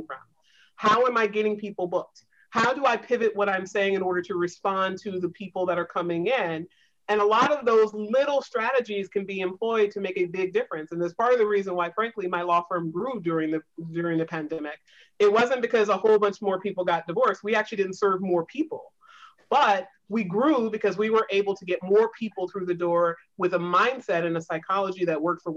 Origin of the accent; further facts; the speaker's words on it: the South, United States; I grew up in the South in a Navy town.